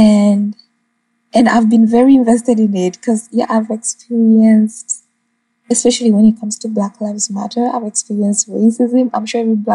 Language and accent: English; Uganda; moved away as an adult; now in Jamaica; growing up in Uganda